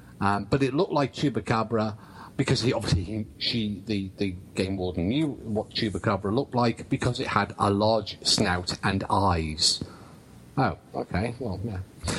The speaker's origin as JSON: {"language": "English", "region": "England", "country": "United Kingdom", "said": "as an English guy"}